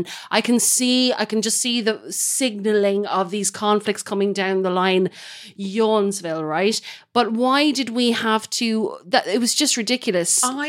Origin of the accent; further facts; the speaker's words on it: United Kingdom; I'm a ginger. I'm a Brit.